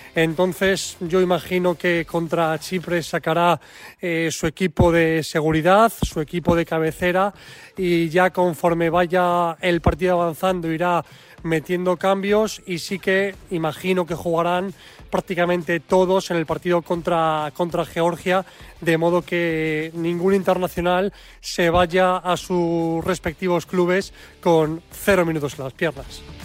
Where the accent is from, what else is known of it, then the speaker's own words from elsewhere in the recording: Spain; cuando dices que eres de España